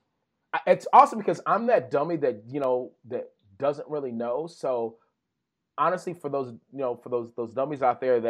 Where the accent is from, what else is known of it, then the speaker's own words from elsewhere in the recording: Texas, United States; We're from Texas.